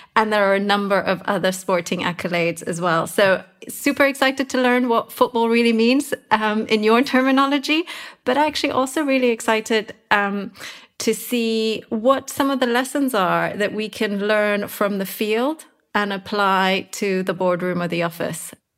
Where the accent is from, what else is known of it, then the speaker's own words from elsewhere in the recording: London, United Kingdom; I am from London